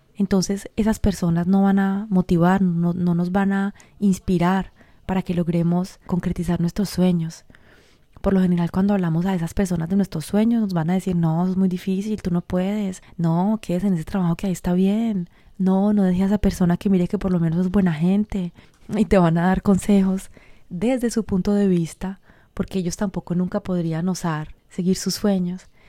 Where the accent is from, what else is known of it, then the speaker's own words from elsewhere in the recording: Colombia; soy colombiana, en toda esa cultura de mi país